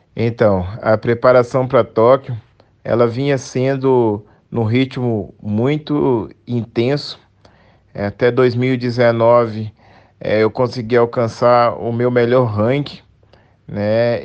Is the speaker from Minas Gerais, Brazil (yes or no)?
yes; Belo Horizonte, Minas Gerais, Brazil; sou mineiro de BH